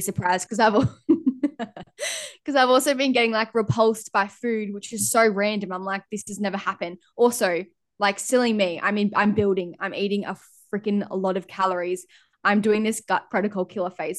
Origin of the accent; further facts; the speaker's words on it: Lennox Head, New South Wales, Australia; moved away as an adult; also born or lived in Gold Coast; now in Airlie Beach, Australia; I grew up in Lennox